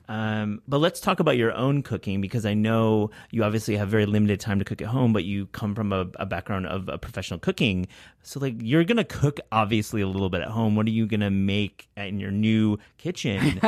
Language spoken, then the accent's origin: English; New York, United States; a New Yorker